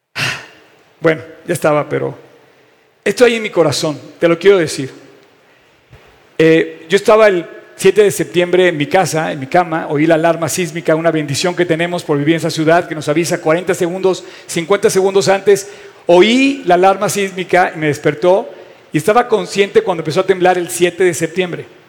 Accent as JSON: {"language": "Spanish", "country": "Mexico", "said": "soy un mexicano"}